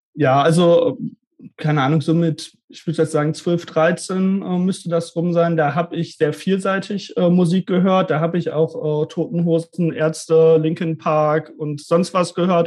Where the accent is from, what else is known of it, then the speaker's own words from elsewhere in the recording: suburb of Bielefeld, North Rhine-Westphalia, Germany; Ich komme nicht gebürtig aus Bielefeld, sondern aus so einer Vorstadt quasi, aus reda